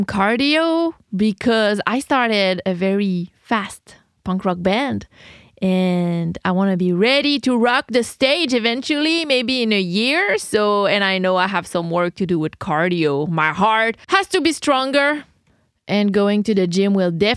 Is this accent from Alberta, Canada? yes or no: no; Quebec, Canada; I'm Quebecoise. I'm French Canadian.